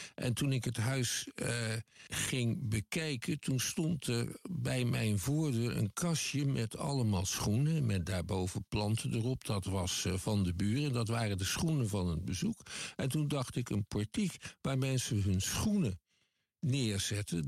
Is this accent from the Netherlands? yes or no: yes; Netherlands; Ik kom uit Nederland, dat is een klein land